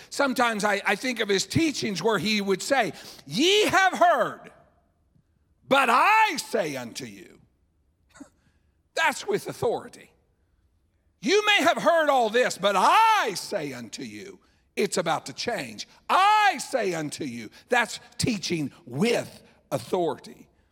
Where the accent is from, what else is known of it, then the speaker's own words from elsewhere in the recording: Illinois, United States; I'm from Illinois, so out in the middle of one of our cornfields.